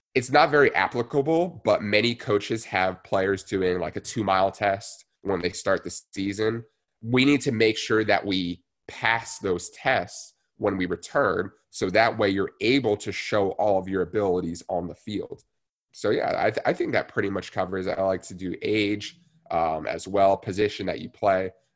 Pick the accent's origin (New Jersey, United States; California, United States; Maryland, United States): New Jersey, United States; I grew up in New Jersey, born and raised there